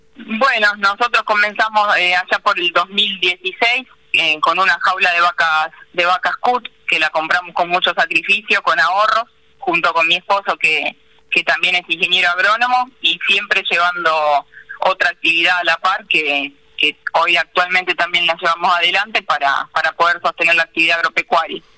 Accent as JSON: {"language": "Spanish", "town": "Paso del Rey", "region": "Buenos Aires Province", "country": "Argentina", "tie": "born or raised there", "also_born_or_lived": "Marcos Paz", "said": "yo nací en Paso del Rey, soy hija de una familia de comerciantes"}